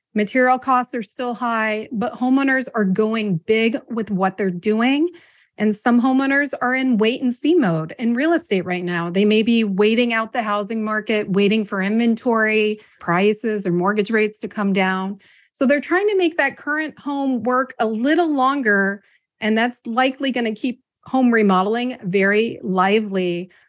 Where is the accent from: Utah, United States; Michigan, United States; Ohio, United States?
Ohio, United States; also born or lived in Washington, D.C. / Palm Springs, California / Texas; from Washington, D.C. to Palm Springs, California, to Texas, and now Ohio. Ohio's my hometown.